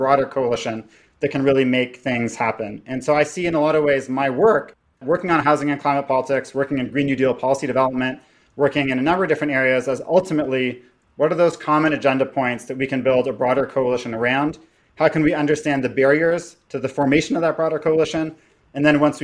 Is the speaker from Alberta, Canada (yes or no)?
no; Toronto, Ontario, Canada; I was raised in Toronto by a Guatemalan immigrant and an estranged Jewish person